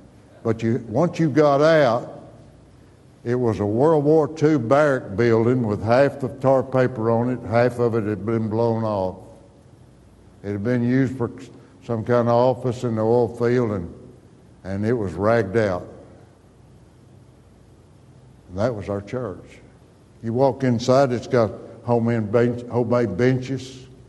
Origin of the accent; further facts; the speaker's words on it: Stinnett, Texas, United States; My dad, we moved to Stinnett, Texas. There's nothing beautiful about that town. I wish I could say my hometown was a beautiful place. It's just a sand, just kind of, it was an oil field town.